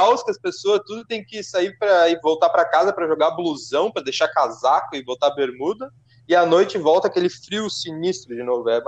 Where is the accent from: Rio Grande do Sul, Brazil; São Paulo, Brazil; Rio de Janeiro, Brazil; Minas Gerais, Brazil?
Rio Grande do Sul, Brazil; Porto Alegre; a gente é do Rio Grande do Sul, Porto Alegre, né?